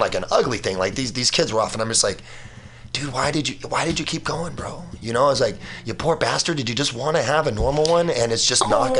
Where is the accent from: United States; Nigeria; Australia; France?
United States; Richmond, California; also born or lived in Pinole, California; I grew up in Richmond